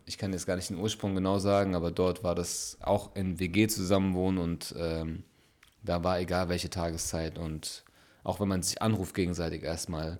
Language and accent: German; Frankfurt, Hesse, Germany; moved away as an adult; now in Ulm, Germany; wirklich geboren und aufgewachsen in Frankfurt